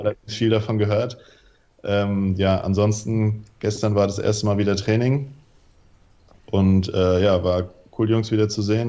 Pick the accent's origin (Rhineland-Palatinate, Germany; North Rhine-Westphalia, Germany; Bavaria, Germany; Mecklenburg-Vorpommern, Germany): Rhineland-Palatinate, Germany; Mainz; also born or lived in Wilhelmshaven; ich komme aus Mainz, ähm, spiele bei den Mainzer Deadlicks